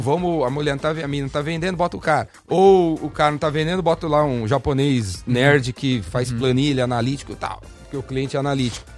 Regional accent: São Paulo, Brazil; eu sou paulistano, corintiano

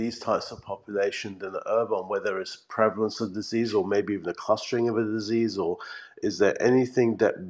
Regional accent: England, United Kingdom; As a English person

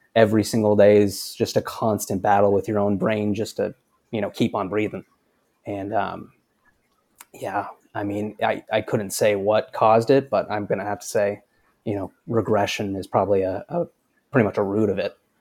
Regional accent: Cedar City, Utah, United States; I grew up in Cedar City, Utah, which is about forty-five minutes north of Zion

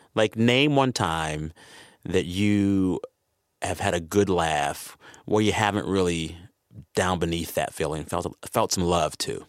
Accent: San Antonio, Texas, United States; I was raised in the San Antonio, Texas area

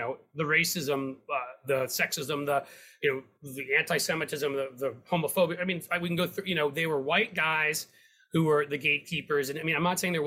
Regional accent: New York City, New York, United States; now in Cincinnati, United States; I grew up in downtown Manhattan.

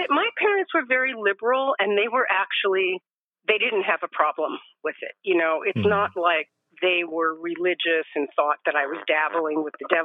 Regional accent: Los Angeles, California, United States; moved away as an adult; also born or lived in Arizona / Alabama / Oregon; now in Northern California, United States; I grew up in Los Angeles.

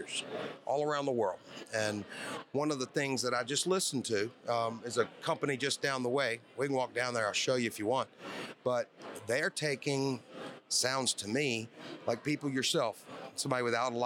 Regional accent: Bossier City, Louisiana, United States; also born or lived in Shreveport, Louisiana; I'm from Bossier City, Louisiana

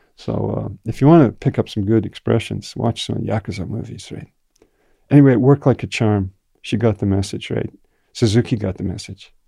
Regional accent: Canada; also born or lived in Japan; I grew up in Canada

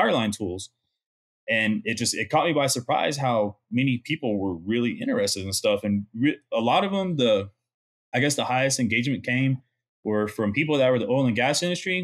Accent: Midland, Texas, United States; We went to high school together. We grew up in Midland, Texas together

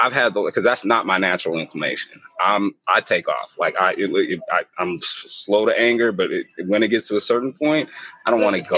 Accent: Portland, United States; I grew up in Portland.

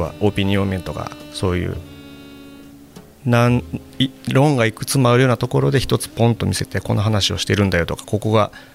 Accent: Kyoto, Japan; moved away as an adult; also born or lived in Tokyo / Osaka; 地元の京都なんですけど

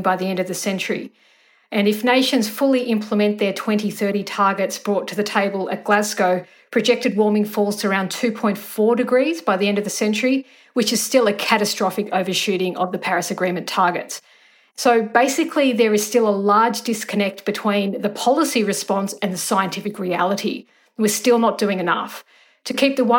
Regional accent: Australia; as an Australian citizen

